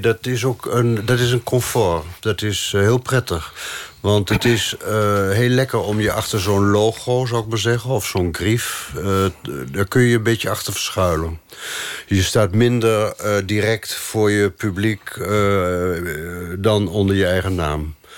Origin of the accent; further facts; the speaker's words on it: Netherlands; moved away as an adult; now in Paris, France; we zijn uit Nederland weggegaan